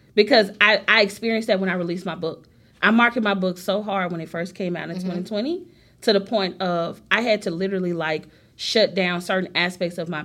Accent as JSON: {"language": "English", "town": "Memphis", "region": "Tennessee", "country": "United States", "said": "I'm from Memphis"}